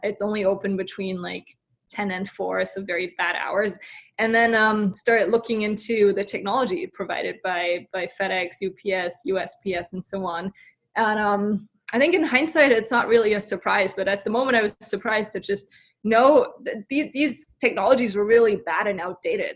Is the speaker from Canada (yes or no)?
no; Germany; moved away as an adult; now in San Francisco, United States; So I'm originally from Germany, came over to San Francisco roughly six, seven years ago.